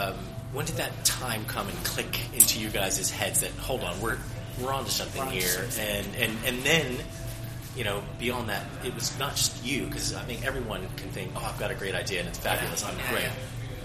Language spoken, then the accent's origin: English; United States; now in England; I'm American, obviously.